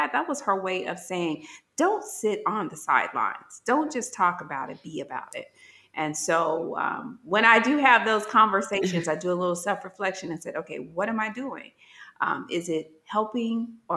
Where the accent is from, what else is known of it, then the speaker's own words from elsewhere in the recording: Gary, Indiana, United States; moved away as an adult; I'm from Gary, Indiana, very urban.